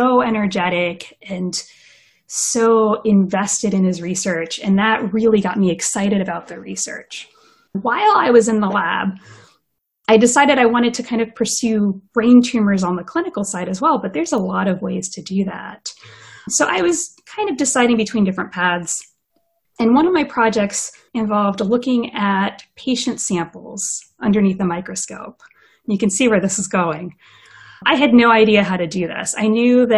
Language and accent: English; Southern Maryland, United States; I grew up in Maryland, in Southern Maryland.